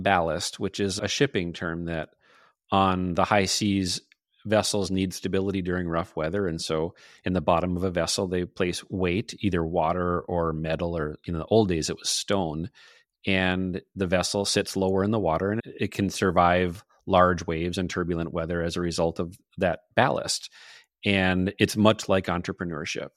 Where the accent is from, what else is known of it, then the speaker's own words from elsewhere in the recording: northern Minnesota, United States; accent: Midwestern; also born or lived in Superior, Wisconsin; I'm from a small town in northern Minnesota. If you detected a, a little bit of an accent, I can't deny it. It's there. I'm Midwestern through and through